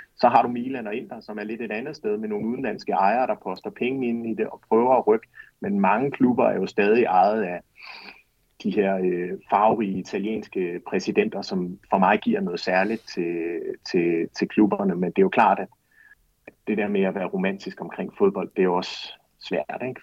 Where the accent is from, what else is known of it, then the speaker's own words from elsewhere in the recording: Aarhus, Central Denmark Region, Denmark; moved away as an adult; also born or lived in Florence, Italy; Jeg kommer selv fra Aarhus